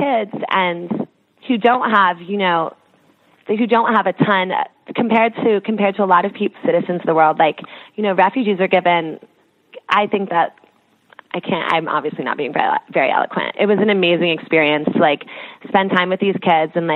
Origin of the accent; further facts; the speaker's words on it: outside New York, New Jersey, United States; also born or lived in London; I grew up outside of New York and New Jersey